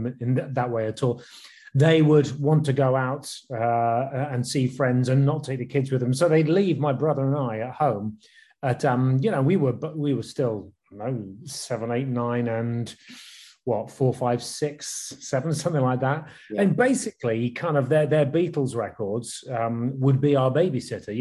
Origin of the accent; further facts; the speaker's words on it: West Country, South West England, United Kingdom; moved away as an adult; also born or lived in London; Jen and I moved from the West Country, where we'd spent our teenage years